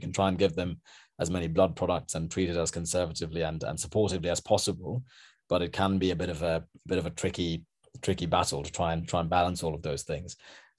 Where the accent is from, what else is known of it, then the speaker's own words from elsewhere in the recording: Sri Lanka; because I'm from Sri Lanka originally